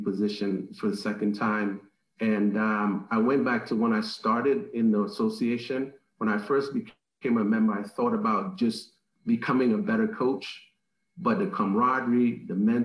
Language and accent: English; Trinidad & Tobago; now in United States; in the Caribbean, my home country, Trinidad and Tobago